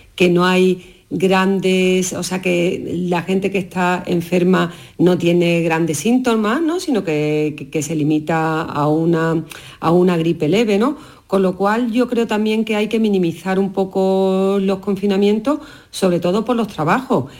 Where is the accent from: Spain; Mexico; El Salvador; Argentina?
Spain; Jerez de la Frontera, Andalusia; moved away; desde Jerez, ya en mi tierra pasando unos días de Navidad